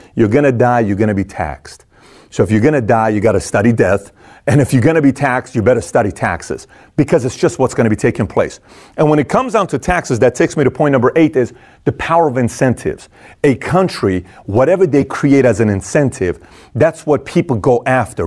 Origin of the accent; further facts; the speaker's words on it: Iran; moved away; I'm from Iran